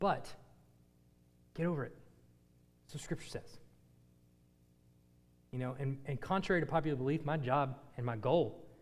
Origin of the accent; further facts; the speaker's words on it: United States; as Americans